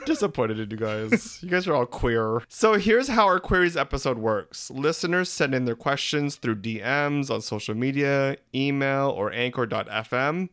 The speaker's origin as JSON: {"language": "English", "country": "Philippines", "said": "We're three Filipino gay guys"}